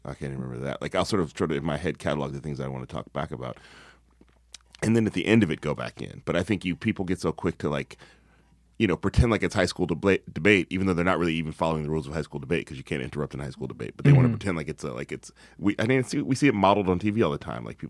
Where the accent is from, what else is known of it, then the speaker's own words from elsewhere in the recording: the South, United States; I'm from the South, you know, I'm as country as it comes.